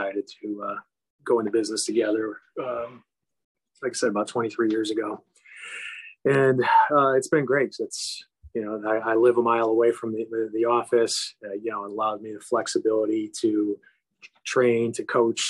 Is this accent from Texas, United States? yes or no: no; Chicago, Illinois, United States; I'm born and raised in Chicago, been here in the same neighborhood my whole life.